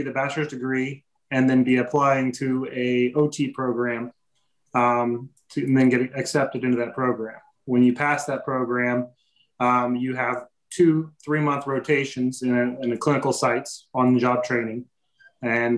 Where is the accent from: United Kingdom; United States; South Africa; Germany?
United States; Kokomo, Indiana; I'm from Kokomo, Indiana originally.